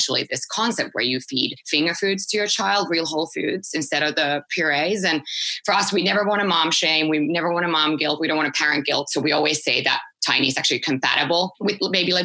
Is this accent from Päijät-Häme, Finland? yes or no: no; Helsinki, Uusimaa, Finland; moved away; I'm originally from Finland, born and raised in Helsinki.